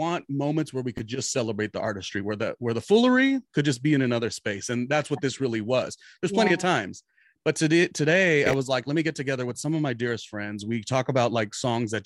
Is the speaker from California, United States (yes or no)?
yes; Southern California, United States; moved away as an adult; also born or lived in New York City / Weehawken, New Jersey; I grew up in Southern California